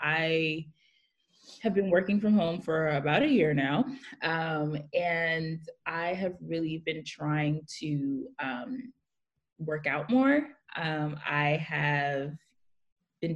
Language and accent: English; New York City, New York, United States; I'm living in Brooklyn, New York, born and raised here